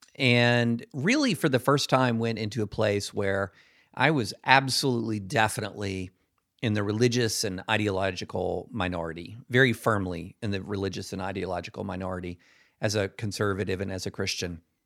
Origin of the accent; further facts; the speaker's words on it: Georgetown, Kentucky, United States; moved away as an adult; also born or lived in Alabama / the South / Nashville; I grew up, I was born in Alabama, grew up across the South, um, but mostly in Kentucky.